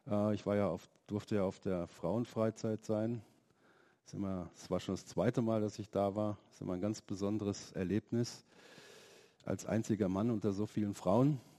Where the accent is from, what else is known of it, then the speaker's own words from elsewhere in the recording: Germany; also born or lived in Slovenia; ich bin ähm, kein Deutscher, ich bin aus Slowenien und ähm, das hat auch mit der Westbahnhoffnung zu tun.